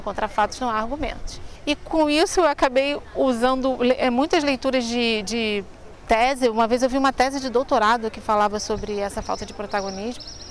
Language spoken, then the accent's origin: Portuguese; Rio de Janeiro, Brazil; Eu nasci no Rio de Janeiro, em Madureira, que é o, o, bairro que eu moro ainda até hoje